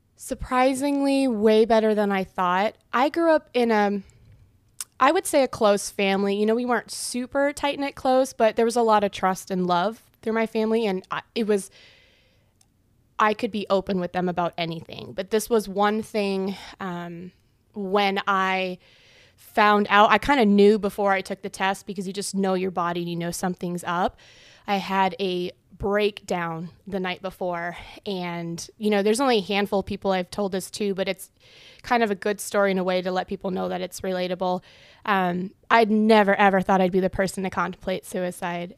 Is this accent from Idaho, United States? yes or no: no; Nebraska, United States; I grew up in a small town of 500 people.